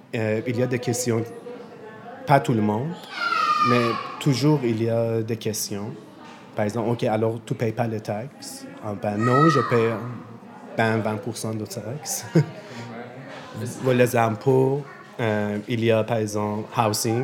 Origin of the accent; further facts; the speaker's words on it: Iran; French is a second language; moved away as an adult; now in Montreal, Canada; Je viens d'Iran et ça fait quatre ans que j'habite à Montréal.